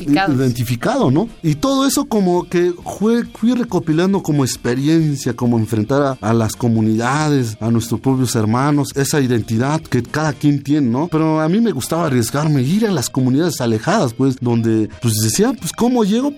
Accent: Sierra Mazateca, Oaxaca, Mexico; Estaba yo dando talleres en mi pueblo. Empecé a ir a invitarle a mis paisanos

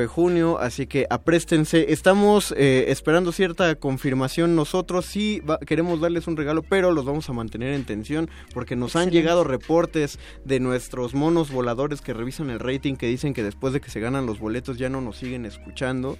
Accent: Mexico City, Mexico; los chilangos que preguntamos cómo te va

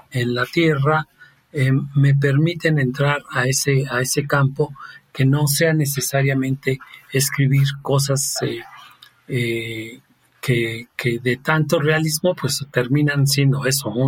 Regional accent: Rome, Lazio, Italy; Spanish is a second language; now in Toluca, Mexico; y yo siendo italiano, eh, él en Florencia y yo en Roma

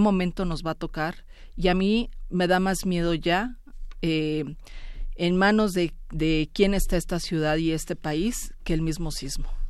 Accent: Mexico; así somos los mexicanos

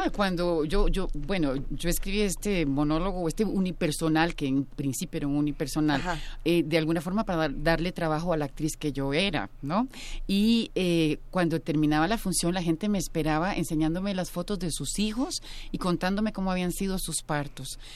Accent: Costa Rica; en mi país

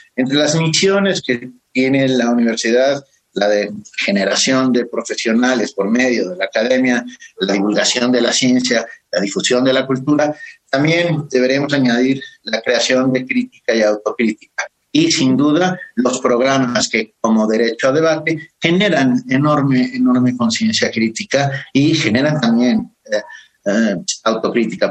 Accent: Mexico; somos los, los mexicanos

